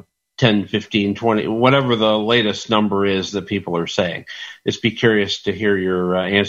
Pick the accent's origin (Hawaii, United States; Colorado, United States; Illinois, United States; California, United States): Illinois, United States; My home state, Illinois.